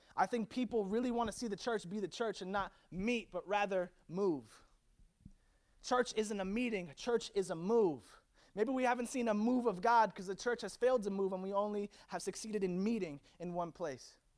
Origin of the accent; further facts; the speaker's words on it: Virginia, United States; now in Orlando, United States; I was born in Virginia